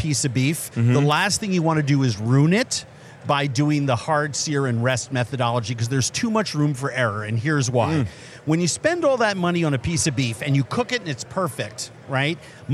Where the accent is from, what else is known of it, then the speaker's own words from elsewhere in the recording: Minnesota, United States; that was my hometown Super Bowl